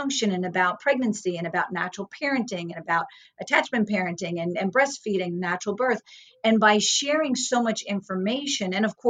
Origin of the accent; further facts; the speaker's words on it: New York, United States; now in Woodstock, United States; because I was from New York. I was back here in Woodstock.